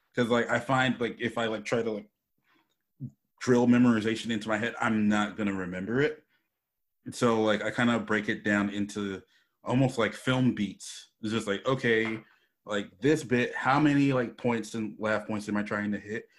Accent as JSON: {"language": "English", "town": "Charlotte", "region": "North Carolina", "country": "United States", "tie": "born or raised there", "also_born_or_lived": "New York City, New York", "moved": "as an adult", "lives_now": "Los Angeles, United States", "said": "Then we moved to Charlotte, North Carolina, and that's where I finished growing up."}